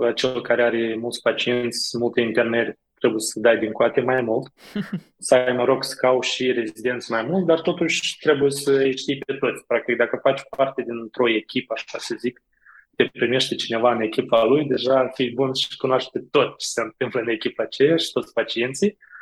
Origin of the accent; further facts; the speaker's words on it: Moldova; accent: from beyond the Prut (Moldovan); moved away as an adult; also born or lived in Iași, Romania; now in Romania; accentul meu este un pic mai de peste prut